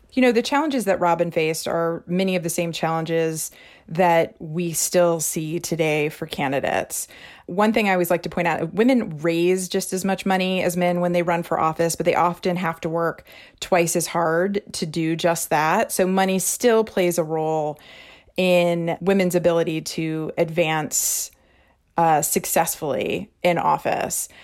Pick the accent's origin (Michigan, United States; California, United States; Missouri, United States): Missouri, United States; Missouri is my home state.